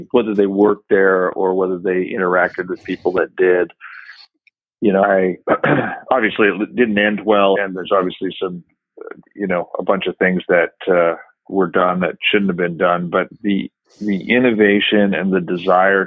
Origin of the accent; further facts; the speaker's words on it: Saskatchewan, Canada; moved away as an adult; also born or lived in Calgary, Alberta, Canada; now in Houston, United States; I grew up in Canada, in Saskatchewan, Canada. My dad was a farmer.